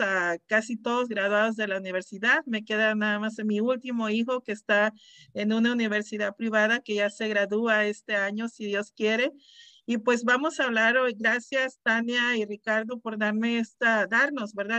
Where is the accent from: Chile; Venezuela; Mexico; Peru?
Mexico; Mexicali, Baja California; now in Desert Hot Springs, United States; De Mexicali, soy de Mexicali, Baja California, soy orgullosamente cachanilla